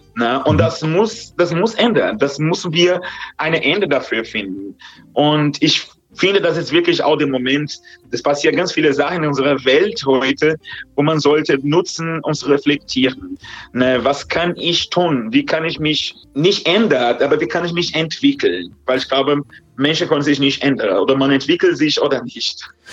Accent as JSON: {"language": "German", "country": "Brazil", "second_language": "German", "moved": "yes", "lives_now": "Germany", "said": "in der Land, wo ich herkomme, in Brasilien"}